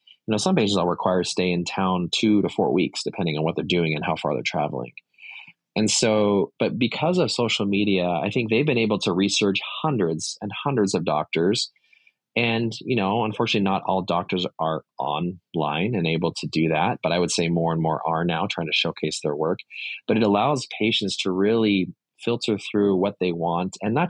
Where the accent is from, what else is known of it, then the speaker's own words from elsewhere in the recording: Saudi Arabia; I grew up in Saudi Arabia, very, very different culture, much more conservative.